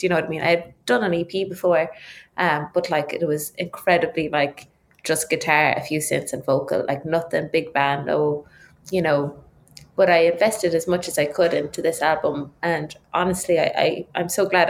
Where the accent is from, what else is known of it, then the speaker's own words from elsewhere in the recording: Ireland; I started like every rural child in Ireland on the tin whistle at five